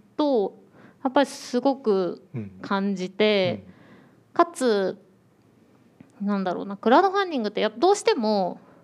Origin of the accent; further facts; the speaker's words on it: Tokyo, Japan; 私も東京生まれ東京育ちで